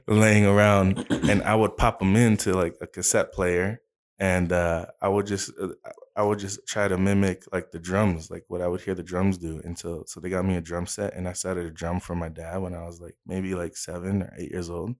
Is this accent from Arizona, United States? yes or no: yes; Arizona, United States; also born or lived in California; I was, I was born in California, uh, but then when I was about two and, two years old, uh, uh, my family, we moved to Arizona. So, I was raised here. So, I grew up in Arizona